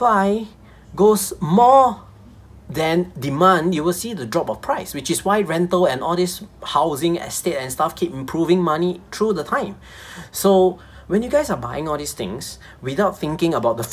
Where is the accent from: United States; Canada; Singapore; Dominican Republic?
Singapore; I'm a Singaporean. And of course, we all know that we are the kiasu type of people